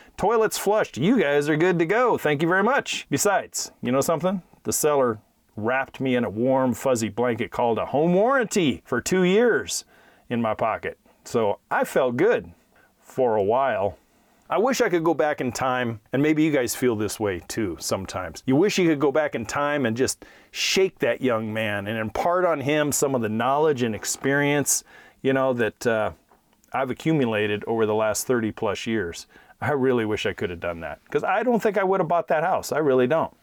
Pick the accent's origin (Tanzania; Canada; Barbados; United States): United States; Hayward, California; about five miles from where I grew up in Hayward, California